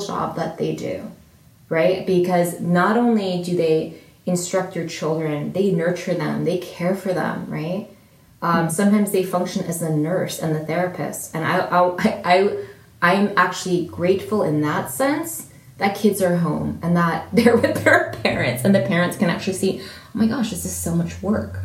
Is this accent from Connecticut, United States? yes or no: no; San Francisco Bay Area, California, United States; moved away as an adult; also born or lived in Cambridge, England; I was raised in the San Francisco Bay Area